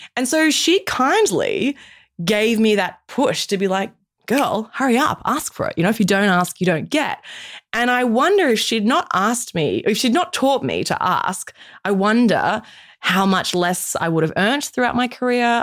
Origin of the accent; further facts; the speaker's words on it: Australia; as an Australian woman, in my mid 30s